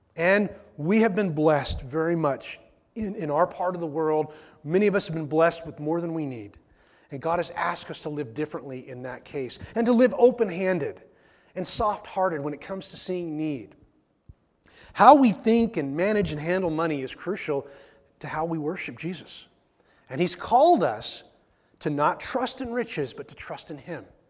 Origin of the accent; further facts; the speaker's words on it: the Northwest, Pacific Northwest, United States; we're from the Northwest